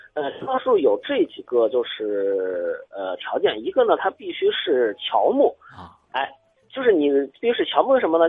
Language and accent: Chinese; Shaanxi, China; 我家那边，我家陕西的